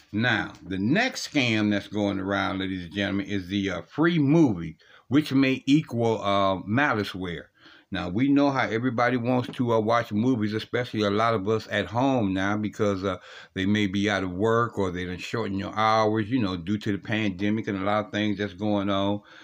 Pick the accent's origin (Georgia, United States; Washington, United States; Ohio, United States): Ohio, United States; Ohio, uh, my home state